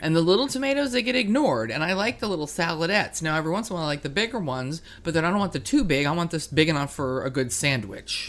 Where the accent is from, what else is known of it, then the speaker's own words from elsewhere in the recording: East Coast, United States; I'm from the East Coast